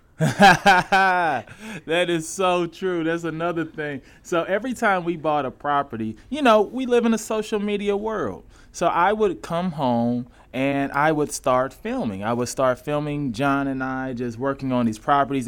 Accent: St. Louis, Missouri, United States; moved away; I'm from Saint Louis

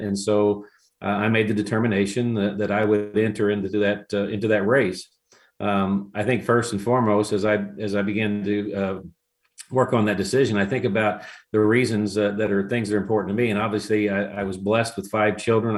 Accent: Franklin County, Missouri, United States; I hail from Franklin County, which is the center of the 26th senatorial district

